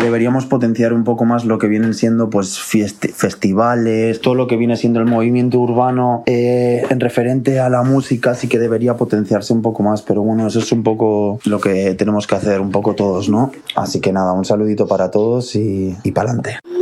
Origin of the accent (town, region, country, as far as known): Bilbao, Basque Country, Spain